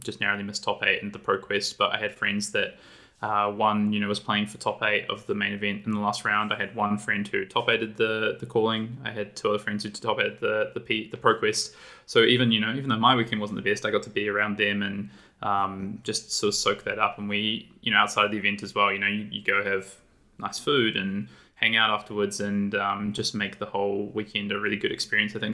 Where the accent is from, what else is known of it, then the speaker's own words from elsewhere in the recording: New Zealand; moved away as an adult; now in Sydney, Australia; I live in Australia. I'm actually originally from New Zealand, though, but I've, um, been here in Sydney, Australia for five years